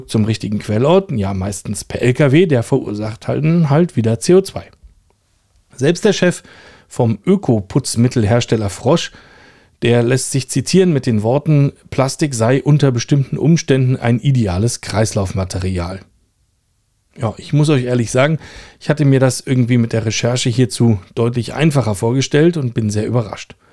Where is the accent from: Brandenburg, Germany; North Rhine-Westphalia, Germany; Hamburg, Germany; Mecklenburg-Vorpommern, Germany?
Brandenburg, Germany; Rüdersdorf; born there; Der heutige Super Superlativ, der kommt aus meinem Geburtsort Rüdersdorf.